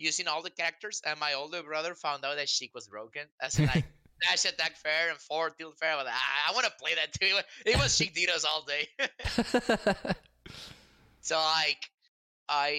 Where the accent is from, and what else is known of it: Mexico; born or raised there; English is a second language